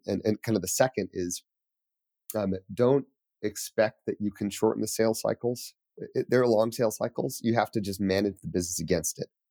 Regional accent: Colorado Springs, Colorado, United States; moved away as an adult; also born or lived in New York City; I grew up in Calder Springs.

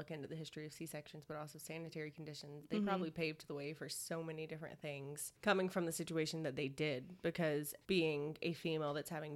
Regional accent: the South, United States; born or raised there

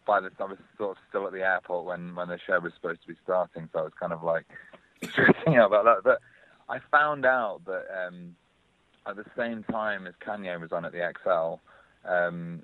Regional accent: Northern England, United Kingdom; accent: slightly Northern English; now in London, United Kingdom; it's kind of like a Northern English kind of... slightly Northern English accent I've got there

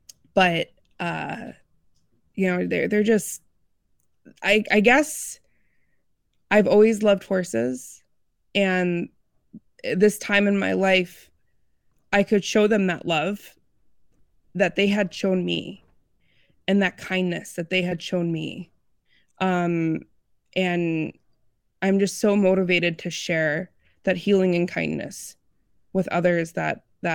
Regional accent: Illinois, United States; I grew up outside of Chicagoland area, and anybody who grew up or knows of that area, land is kind of at a premium, and it's hard to interact with horses.

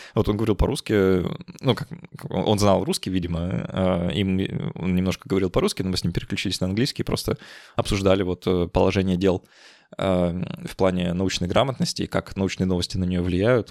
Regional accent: Saint Petersburg, Russia; я из Петербурга

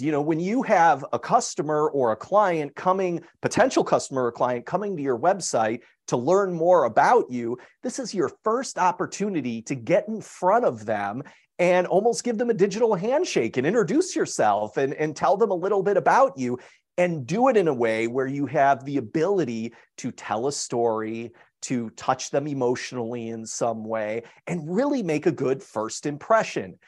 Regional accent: Chicago, Illinois, United States; moved away as an adult; I'm originally from Chicago

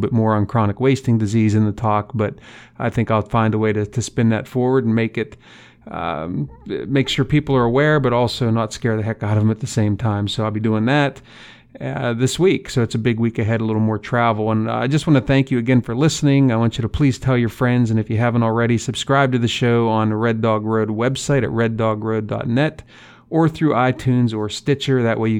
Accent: the East, United States; now in Midwest, United States; That is one of my favorite shows as an Easterner. I grew up in the East, live in the Midwest now, that likes to hunt out West.

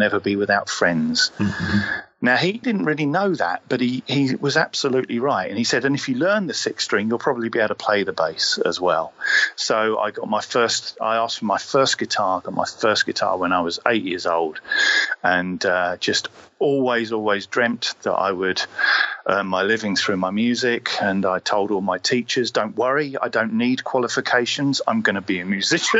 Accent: Sussex, South East England, United Kingdom; born or raised there; also born or lived in Cornwall

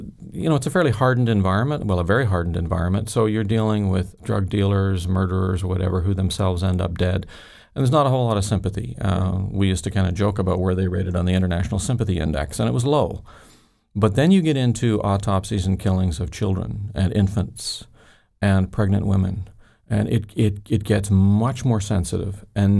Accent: Ireland; Growing up in Ireland, I had seen lots of fear and violence, shootings and bombings, etc.

